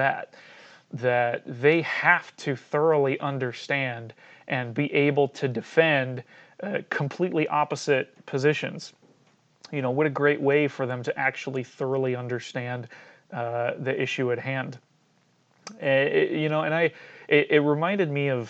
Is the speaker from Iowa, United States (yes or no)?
yes; Cedar Rapids, Iowa, United States; I grew up in Cedar Rapids, Iowa